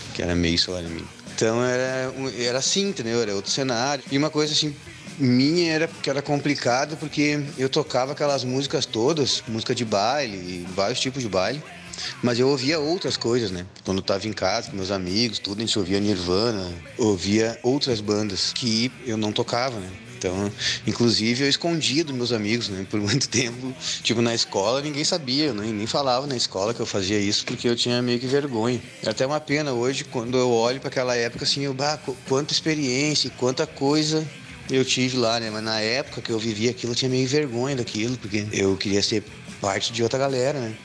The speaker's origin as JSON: {"language": "Portuguese", "town": "Sapucaia do Sul", "region": "Rio Grande do Sul", "country": "Brazil", "tie": "born or raised there", "also_born_or_lived": "China", "lives_now": "São Leopoldo, Brazil", "said": "eu nasci em Sapucaia, toda aquela minha parte de banda de baile e tal, e meus amigos que tinham bandas eram todos de Sapucaia."}